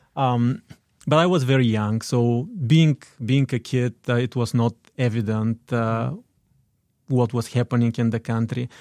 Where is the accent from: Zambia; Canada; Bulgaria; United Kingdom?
Bulgaria; Dobrich, Dobrich Province; English is a second language; moved away as an adult; now in United States; I was born in Dobrich. That is, uh, northeastern part of Bulgaria